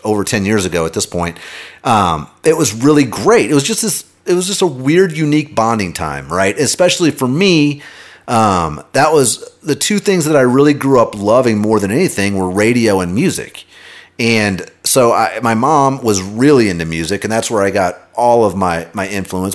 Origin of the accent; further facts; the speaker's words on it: Kansas City, United States; I grew up in Kansas City.